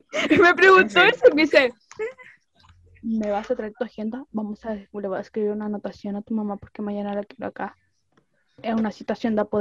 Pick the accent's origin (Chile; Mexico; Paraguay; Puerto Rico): Paraguay; Y yo, soy de Paraguay.